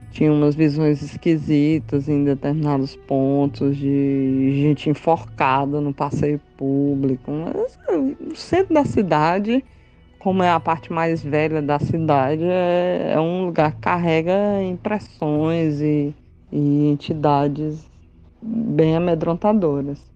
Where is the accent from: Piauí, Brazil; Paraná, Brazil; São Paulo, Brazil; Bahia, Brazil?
Piauí, Brazil; Teresina; also born or lived in Fortaleza, Ceará; Eu nasci em Fortaleza, mas fui bebezinha para Teresina.